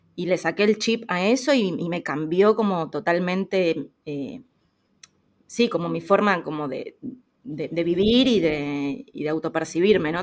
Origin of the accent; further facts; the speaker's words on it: Buenos Aires, Argentina; moved away as an adult; soy de Argentina, de Buenos Aires